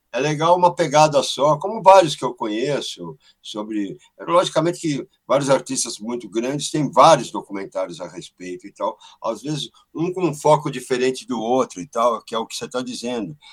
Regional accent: São Paulo, Brazil; eu sou do bairro da Pompeia, que é o berço do rock brasileiro, aqui onde nasceram os …

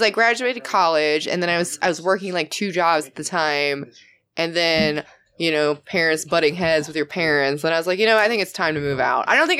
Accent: Chicagoland area, Illinois, United States; also born or lived in Long Beach, California / Sacramento, California; now in Texas, United States; I grew up in Illinois. Okay. Chicagoland area.

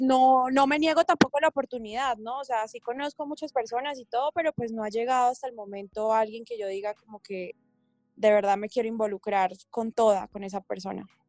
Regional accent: Bucaramanga, Santander, Colombia; now in Bogotá, Colombia; Yo vivo en Bogotá, pero yo soy de Bucaramanga

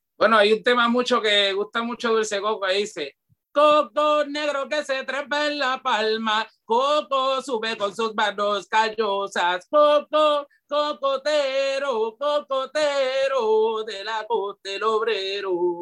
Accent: Carolina, Puerto Rico; also born or lived in Río Piedras / Loíza; yo nací el, el 3 de noviembre del 1980 en Carolina, Puerto Rico, me crié entre Río Piedra, Carolina, Loíza.

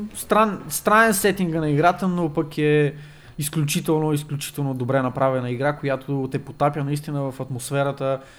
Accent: Bulgaria; ние сме от България

